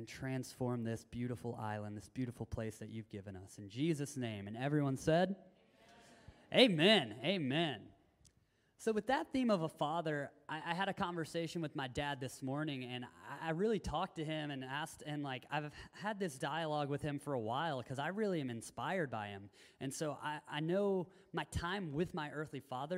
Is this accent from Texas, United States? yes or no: no; Tennessee, United States; moved away; I grew up in Tennessee